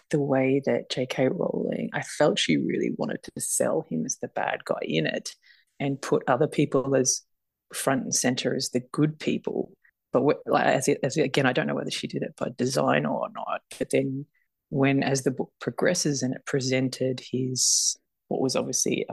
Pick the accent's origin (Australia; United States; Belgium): Australia; I'm Australian